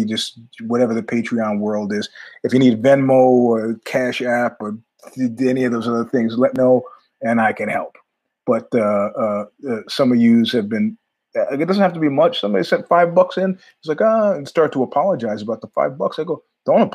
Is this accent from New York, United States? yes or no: yes; New York, United States; I'm a New Yorker